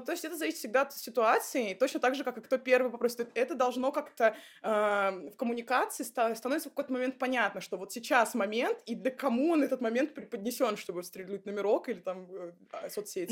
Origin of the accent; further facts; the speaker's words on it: Saint Petersburg, Russia; Я вообще из Питера